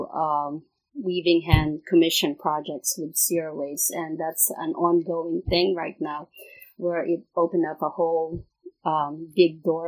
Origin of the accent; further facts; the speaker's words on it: Philippines; I'm from the Philippines